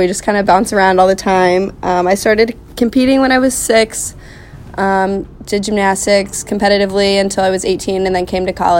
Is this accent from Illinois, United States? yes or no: no; Indianapolis, Indiana, United States; moved away as an adult; now in Whitewater, United States; I'm from Indianapolis, Indiana